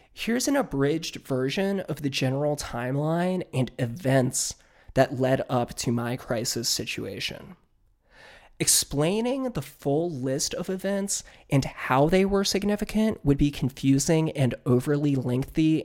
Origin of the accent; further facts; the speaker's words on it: Northern Virginia, United States; my hometown in Northern Virginia